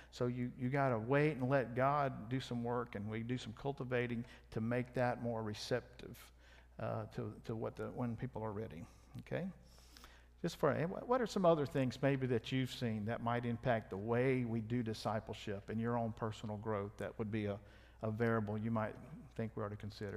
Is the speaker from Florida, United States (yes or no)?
no; South Louisiana, United States; I'm from South Louisiana